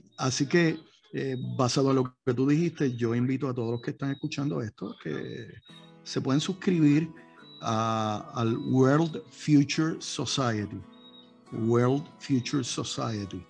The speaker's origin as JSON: {"language": "Spanish", "country": "Puerto Rico", "said": "nuestra isla"}